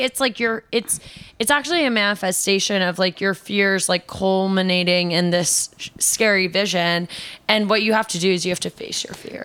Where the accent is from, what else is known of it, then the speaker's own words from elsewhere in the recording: New York, United States; I'm a New Yorker